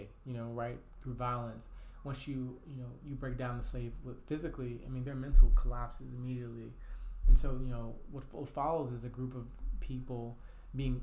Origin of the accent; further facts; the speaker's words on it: Tulsa, Oklahoma, United States; I got to shout out my hometown. I'm from Black Wall Street. I'm from Tulsa, Oklahoma.